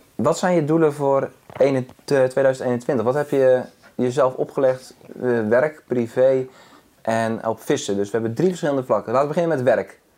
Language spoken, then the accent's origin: Dutch; Zeeland, Netherlands; bij ons in Zeeland.